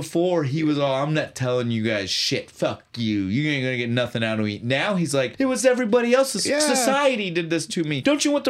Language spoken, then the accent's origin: English; United States; as an American